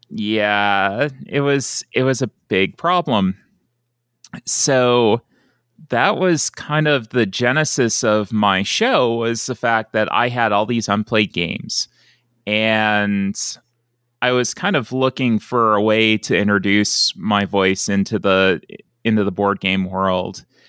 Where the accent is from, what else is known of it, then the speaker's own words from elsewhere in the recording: Buffalo, New York, United States; moved away as an adult; also born or lived in Gadsden, Alabama; I grew up in Buffalo, New York, around, uh, that area